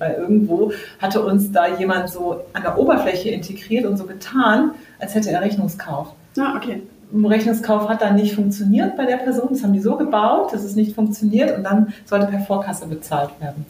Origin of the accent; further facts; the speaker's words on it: Southern Germany, Germany; moved away; ich komme ja aus Süddeutschland ursprünglich